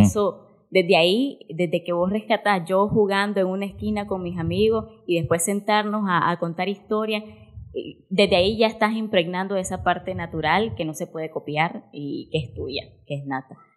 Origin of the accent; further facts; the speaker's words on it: Nicaragua; en un pueblito de aquella época de los 90 no íbamos a tener cursos como estos, donde mi papá o mi mamá me pudieran llevar para involucrarme en el mundo de las artes escénicas y no tenían el dinero o las condiciones para pagarme un privado o traerme a Managua porque esos cursos eran inimaginables en el pueblito donde yo nací